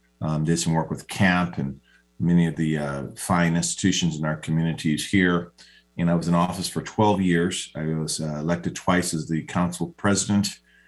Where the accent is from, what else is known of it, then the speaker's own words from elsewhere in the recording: Seattle, Washington, United States; I was born here in Seattle up on Cabrini Hospital, went to Garfield High School and played football for the University of Washington on an athletic scholarship.